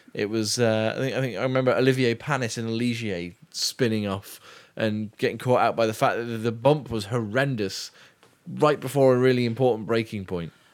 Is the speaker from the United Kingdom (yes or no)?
yes; United Kingdom; I'm British